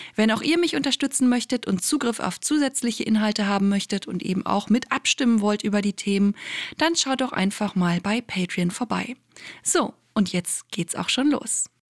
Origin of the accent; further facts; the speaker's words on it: Germany; bei uns in Deutschland